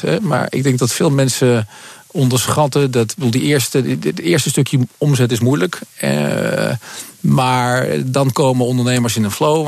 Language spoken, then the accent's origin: Dutch; Netherlands; wij als Nederlander